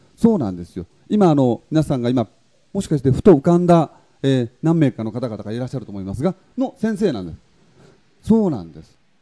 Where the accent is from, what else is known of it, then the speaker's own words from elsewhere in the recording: a hamlet on Tokunoshima, Kagoshima, Japan; 私の出身であります、阿言集落